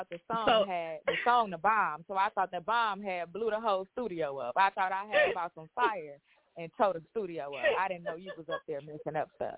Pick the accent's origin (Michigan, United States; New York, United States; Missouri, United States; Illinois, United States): Illinois, United States; Chicago; I'm from Chicago.